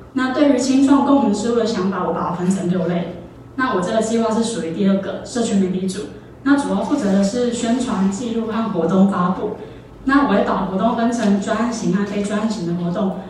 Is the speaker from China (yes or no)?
no; Taoyuan, Taiwan; moved away as an adult; now in Taipei, Taiwan; 我是桃园人，十八岁就一个人上来台北